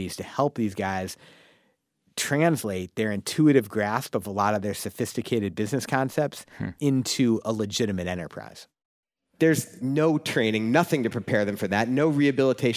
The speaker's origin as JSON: {"language": "English", "town": "St. Louis", "region": "Missouri", "country": "United States", "said": "I'm from St. Louis."}